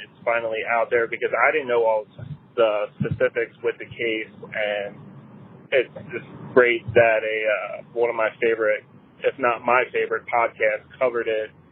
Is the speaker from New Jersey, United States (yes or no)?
no; York County, Pennsylvania, United States; also born or lived in Lancaster, Pennsylvania; I'm actually from York County, which is a neighboring county to Lancaster